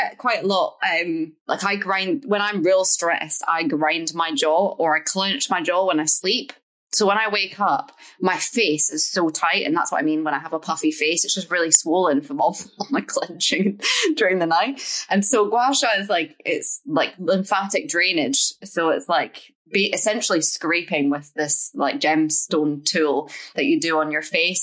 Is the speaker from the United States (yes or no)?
no; Edinburgh, Scotland, United Kingdom; I grew up in Portobello in Edinburgh